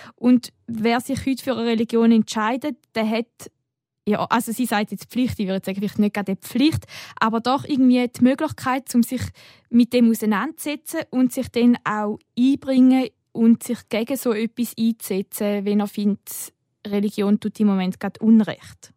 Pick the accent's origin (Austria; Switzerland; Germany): Switzerland; bei uns in der Schweiz